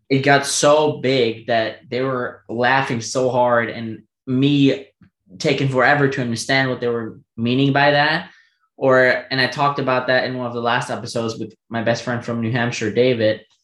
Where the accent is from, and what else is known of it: Germany; first language German; English is a second language; also born or lived in United States